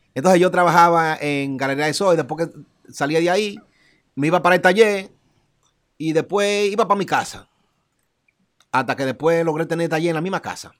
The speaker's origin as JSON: {"language": "Spanish", "country": "Dominican Republic", "said": "yo no me siento dominicano, yo soy dominicano"}